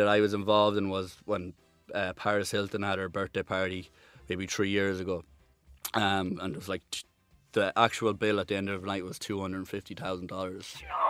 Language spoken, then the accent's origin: English; Ireland; kind of just knew you as the Irish guy.